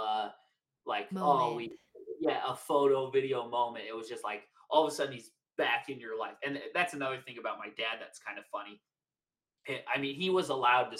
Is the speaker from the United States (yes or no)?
yes; Draper, Utah, United States; we grew up in Draper